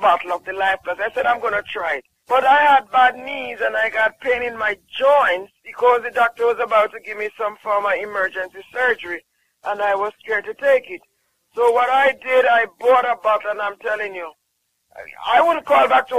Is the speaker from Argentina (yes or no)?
no; Jamaica